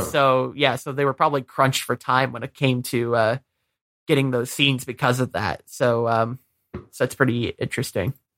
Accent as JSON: {"language": "English", "region": "Michigan", "country": "United States", "tie": "born or raised there", "moved": "yes", "said": "I'm originally from Michigan"}